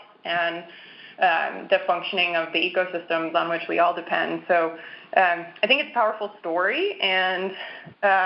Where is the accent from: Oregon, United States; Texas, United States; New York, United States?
Oregon, United States; Southern; I grew up in Southern Oregon